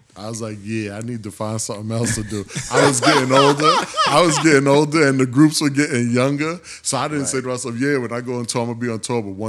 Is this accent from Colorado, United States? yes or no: no; New York City, New York, United States; I'm from Harlem.